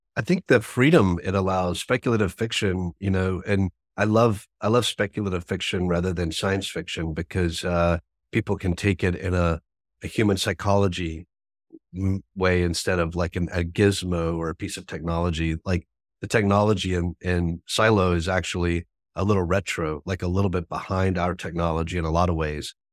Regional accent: American South, United States; I grew up in the American South

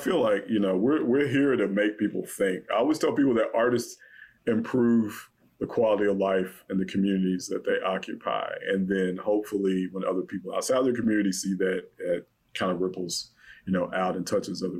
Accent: Louisville, Kentucky, United States; moved away; I'm from Louisville, you know, Kentucky

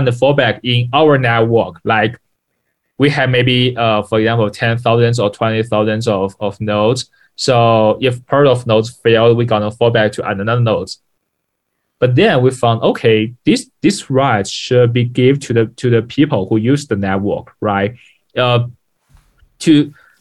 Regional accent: Ningbo, Zhejiang, China; English is a second language; I'm born from Ningbo, Zhejiang, China. Yeah, it's a city south of the Shanghai.

